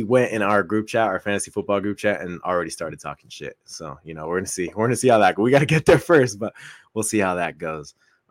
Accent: Coachella Valley, California, United States; now in San Diego, United States; we're from the Coachella Valley. Very, very heavily populated area with not a lot of people, trust me.

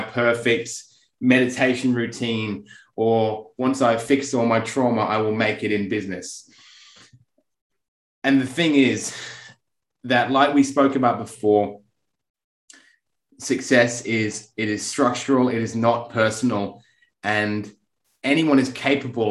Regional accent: England, United Kingdom; I'm English

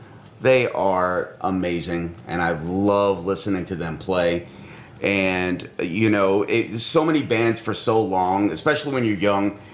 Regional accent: Rutherford County, North Carolina, United States; they're from my neck of the woods. Yeah, they're from Shelby. I'm from Rutherford County.

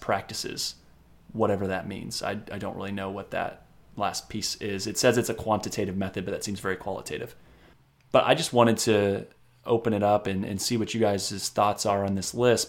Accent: Indiana, United States; my home state of Indiana

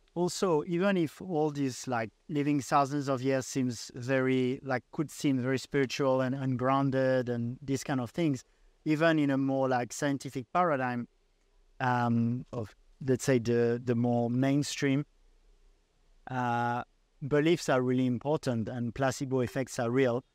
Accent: Paris, Île-de-France, France; moved away; I come from Paris

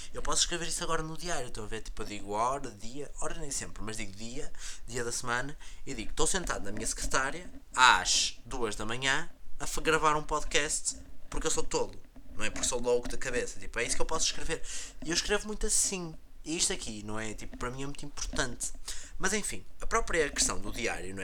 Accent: Portugal; now in Porto, Portugal; aqui na minha cidade natal, na cidade em que eu vivi grande parte do meu tempo, que é mais longe do Porto

